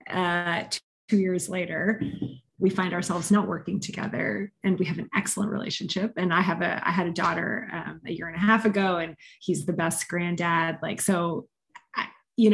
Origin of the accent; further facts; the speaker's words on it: Montreal, Quebec, Canada; moved away as an adult; also born or lived in London; now in Denver, United States; So I'm Canadian originally. I grew up in Montreal